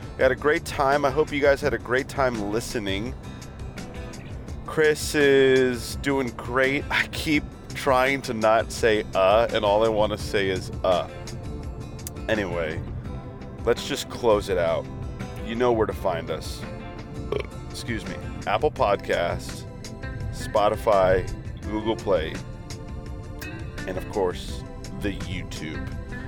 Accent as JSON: {"language": "English", "country": "Australia", "said": "Mate, you got my home country, mate."}